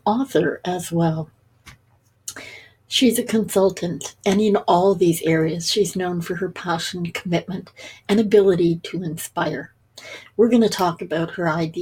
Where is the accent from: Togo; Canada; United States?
Canada; Toronto, Ontario; We both did some growing up in Toronto